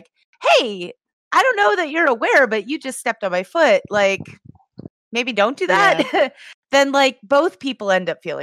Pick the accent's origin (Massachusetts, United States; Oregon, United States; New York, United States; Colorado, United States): Massachusetts, United States; now in California, United States; I'm from Massachusetts.